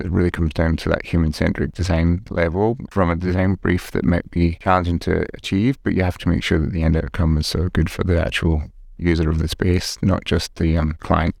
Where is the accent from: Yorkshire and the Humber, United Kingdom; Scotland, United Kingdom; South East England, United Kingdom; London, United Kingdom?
Scotland, United Kingdom; Glasgow; moved away; I grew up in Scotland, um, in Glasgow.